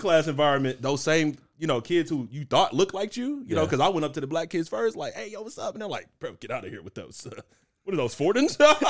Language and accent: English; Houston, Texas, United States; Yeah, man. I literally grew up in Houston. It's kind of like me and my mom and on the Southwest Side, bro, just strugglin